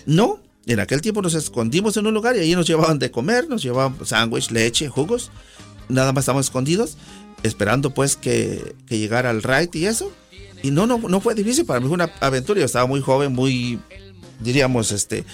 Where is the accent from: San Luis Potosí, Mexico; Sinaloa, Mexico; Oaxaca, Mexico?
Oaxaca, Mexico; San Simón Almolongas; now in United States; Yo soy originario del estado de Oaxaca, en particular mi pueblito, como dicen allá, se llama ah, San Simón Almolongas, perteneciente al distrito de Miahuatlán